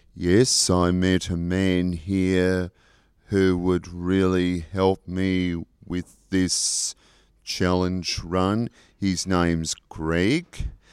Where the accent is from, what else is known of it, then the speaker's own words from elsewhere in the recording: Pambula, New South Wales, Australia; Pambula is my hometown